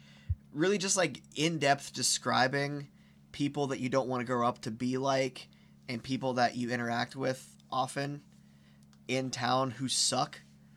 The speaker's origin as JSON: {"language": "English", "town": "Belle Vernon", "region": "Pennsylvania", "country": "United States", "tie": "born or raised there", "said": "my friends that I grew up with in Belle Vernon and Fayette County, an area that you kind of want to get out"}